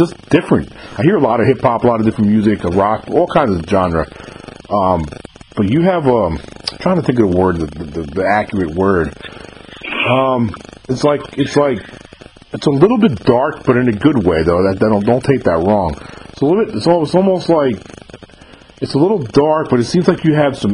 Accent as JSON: {"language": "English", "region": "New York", "country": "United States", "tie": "born or raised there", "moved": "yes", "lives_now": "Mississippi, United States", "said": "I'm actually from New York, though. I was born and raised in New York"}